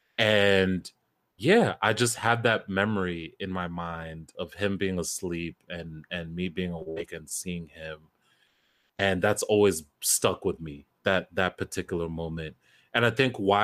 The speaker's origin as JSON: {"language": "English", "region": "New Jersey", "country": "United States", "tie": "born or raised there", "said": "it still made its way to my airwaves in Jersey, 101.9"}